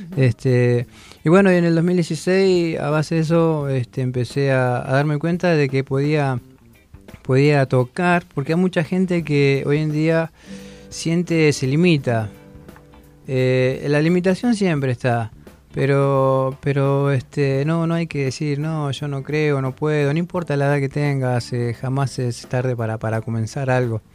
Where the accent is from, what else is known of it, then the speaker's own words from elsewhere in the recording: Pedro Luro, Buenos Aires Province, Argentina; moved away as an adult; no soy de Buenos Aires, soy de Pedro Luro, partido de Villarino, eh, al límite de la Patagonia, el río Colorado